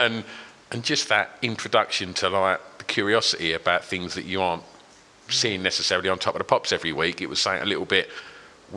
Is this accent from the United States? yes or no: no; Grays, East of England, United Kingdom; I grew up in Grays